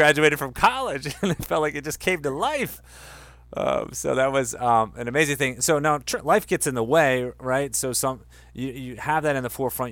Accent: Delaware, United States; I grew up in Delaware, you know, the small wonder

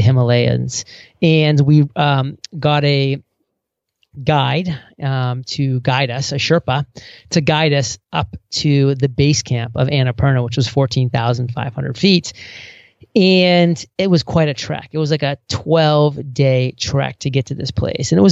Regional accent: small town Maine, United States; small town Maine

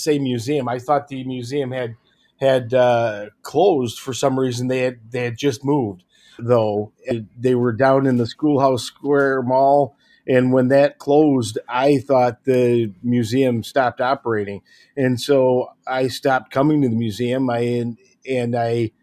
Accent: Hemlock, Michigan, United States; I grew up over in Hemlock, Michigan, not too far from here

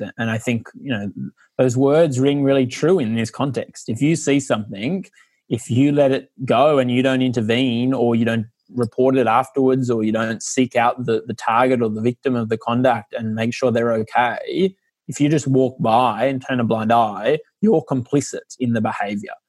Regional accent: Australia; also born or lived in Ireland; now in London, United Kingdom; I'm only half Irish and grew up in Australia

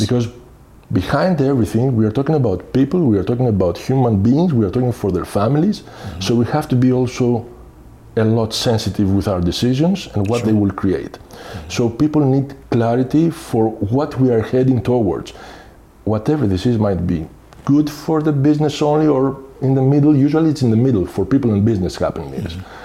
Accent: Athens, Attica, Greece; moved away as an adult; also born or lived in Bulgaria / Sweden; now in Belgium; I'm coming from Greece. I'm mm-hmm. Greek, mm-hmm. from Athens. Mm-hmm. Have uh, spent the majority of my time there, meaning I have studied, grew up there

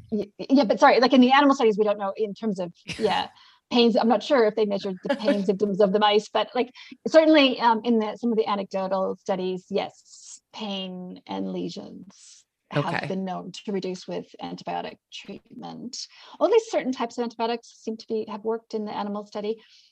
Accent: Canada; accent: mixed; also born or lived in New Zealand; It's American versus, I have a mixed accent, actually. I'm Canadian/New Zealand.

